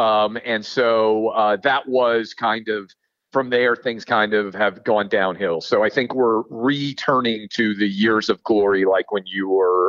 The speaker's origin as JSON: {"language": "English", "town": "Nashville", "region": "Tennessee", "country": "United States", "tie": "born or raised there", "said": "A game here in my hometown of Nashville. I started going to games when I was 5 years old."}